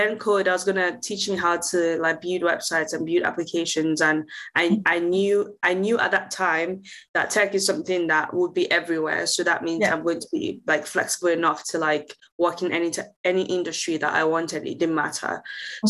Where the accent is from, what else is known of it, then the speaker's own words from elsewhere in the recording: Nigeria; moved away as an adult; now in Manchester, United Kingdom; I am originally Nigerian